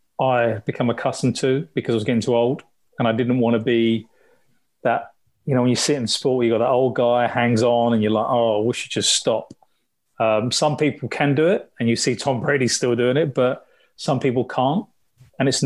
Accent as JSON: {"language": "English", "region": "London", "country": "United Kingdom", "tie": "born or raised there", "said": "I grew up in the East End, so I'm a huge West Ham fan"}